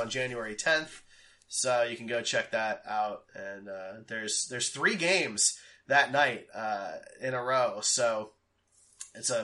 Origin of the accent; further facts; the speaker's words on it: Philadelphia, Pennsylvania, United States; I was born in Philly